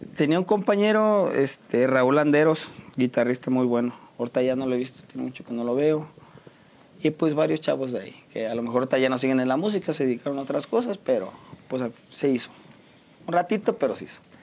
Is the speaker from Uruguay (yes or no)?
no; San Juan del Río, Querétaro, Mexico; De aquí de San Juan del Río, orgullosamente sanjuanense